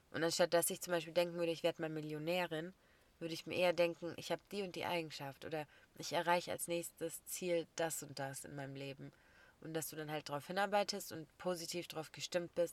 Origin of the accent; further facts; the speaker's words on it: Germany; Also für mich als Deutsche ist Jufka das eingerollte